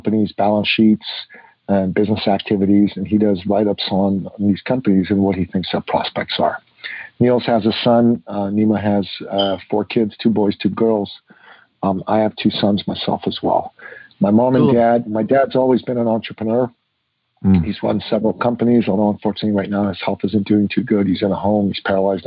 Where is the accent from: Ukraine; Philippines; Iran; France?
Iran; now in Canada; I grew up in Iran in the 60s and the 70s.